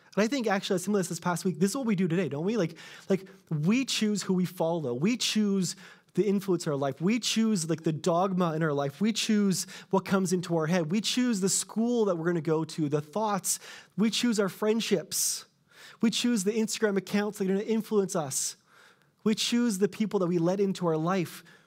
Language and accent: English; Canada; I'm Canadian